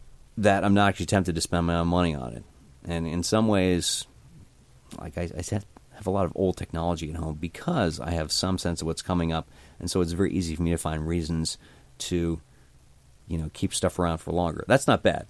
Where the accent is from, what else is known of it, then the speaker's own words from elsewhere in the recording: New Jersey, United States; I grew up in New Jersey